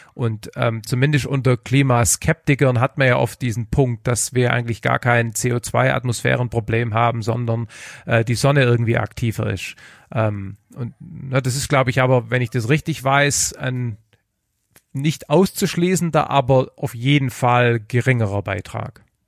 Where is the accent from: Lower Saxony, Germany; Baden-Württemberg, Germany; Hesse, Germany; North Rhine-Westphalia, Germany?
Baden-Württemberg, Germany; Heidenheim; accent: Swabian; now in Stuttgart, Germany; ich komme von Heidenheim, äh, von der Alp und wohne jetzt in, äh, leider in Stuttgart